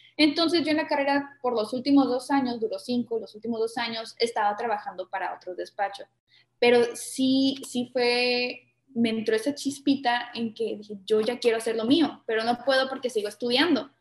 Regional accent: Tijuana, Baja California, Mexico; yo soy mexicana

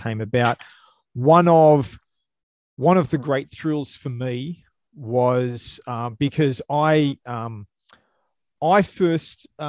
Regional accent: Australia; I'm an Aussie

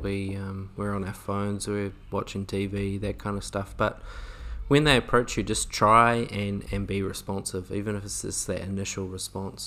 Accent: New Zealand; maybe being a Kiwi

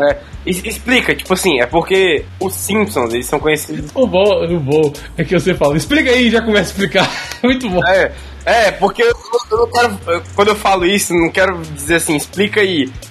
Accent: Minas Gerais, Brazil; eu sou mineiro, cara.

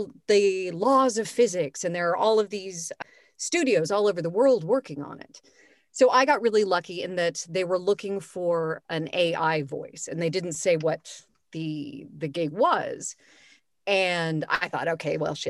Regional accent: Los Angeles, California, United States; moved away as an adult; now in Vienna, Austria; I'm from Los Angeles, like you ladies, went to high school with you

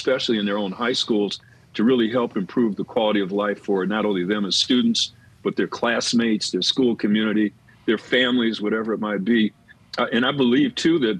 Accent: Detroit, Michigan, United States; moved away as an adult; now in San Diego, United States; I'm being born and raised in Detroit

